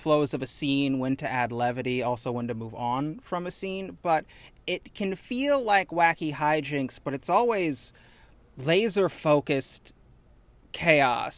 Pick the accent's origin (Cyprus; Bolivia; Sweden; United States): United States; Chicago, Midwest; I am, in fact, from the Midwest. I claim Chicago